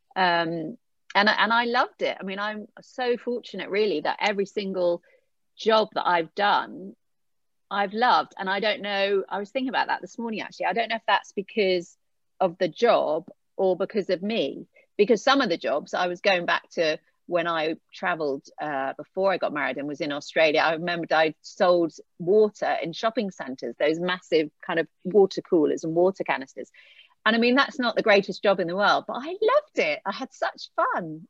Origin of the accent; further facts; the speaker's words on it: Eastbourne, South East England, United Kingdom; moved away as an adult; I grew up in Eastbourne